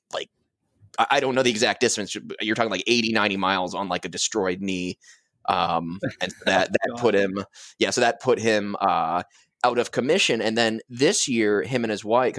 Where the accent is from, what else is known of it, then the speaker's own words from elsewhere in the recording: between Reading and Lancaster, Pennsylvania, United States; I'm from Pennsylvania